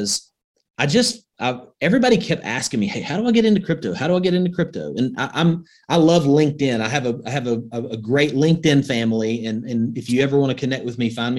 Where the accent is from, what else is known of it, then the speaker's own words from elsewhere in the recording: Northwest Alabama, United States; I grew up in Northwest Alabama.